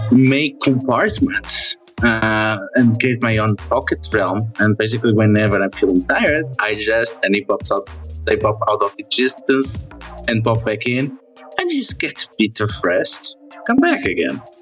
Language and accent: English; Moldova; English is a second language; I'm from Moldova. Moldova. I don't know that I've ever been there.